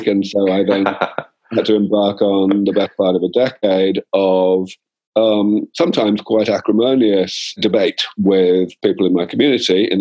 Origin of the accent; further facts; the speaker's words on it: London, United Kingdom; moved away as an adult; also born or lived in Cambridge; now in California, United States; I grew up in London